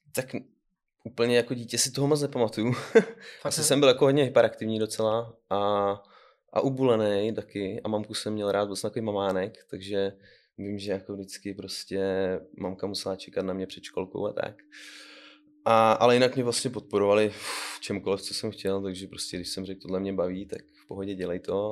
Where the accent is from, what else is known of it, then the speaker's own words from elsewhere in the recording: Pelhřimov, Vysočina Region, Czechia; now in Kamenice nad Lipou, Czech Republic; narodil jsem se v Pařimově, takže v České republice